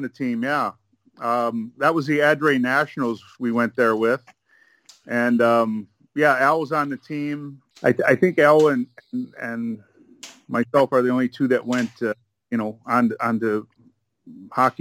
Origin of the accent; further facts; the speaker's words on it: Michigan, United States; moved away; also born or lived in Toledo, Ohio; I lived in Michigan, but I was born in Toledo, Ohio, which is right across the border from where I live in Michigan